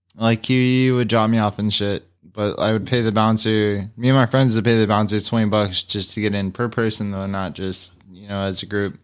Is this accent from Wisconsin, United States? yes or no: no; San Antonio / Austin, Texas, United States; I'm from Texas. I was born in Austin